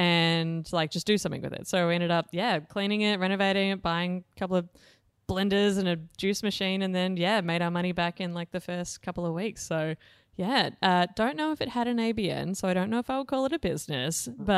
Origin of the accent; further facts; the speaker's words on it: Blue Mountains, New South Wales, Australia; So I grew up in the Blue Mountains in New South Wales. My dad was a railway engineer and my mom was a creative arts teacher at the local primary school.